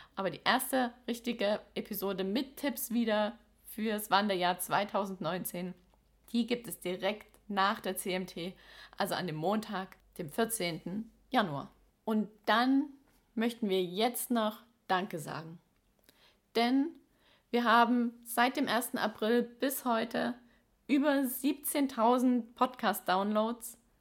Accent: Baden-Württemberg, Germany; in unserem Ländle

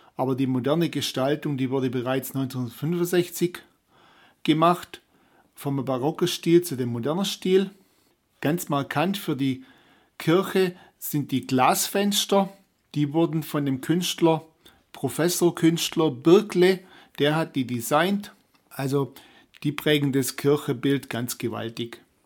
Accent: Böttingen, Baden-Württemberg, Germany; Und Böttingen ist ja meine Heimatgemeinde

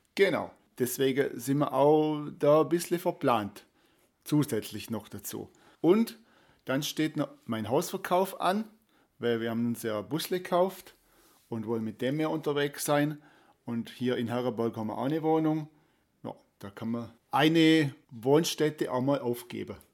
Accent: Danube Valley near Beuron, Baden-Württemberg, Germany; moved away; im Donautal in meiner alten Heimat ums Eck am Knopfmacherfelsen und am Kloster Beuron

